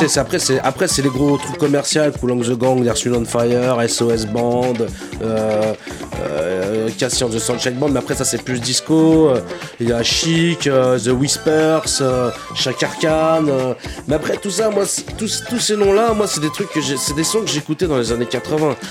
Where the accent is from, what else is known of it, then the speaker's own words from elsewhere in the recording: Saint-Denis, Île-de-France, France; j'ai grandi. J'ai grandi dans un quartier à Saint-Denis. Je viens de Saint-Denis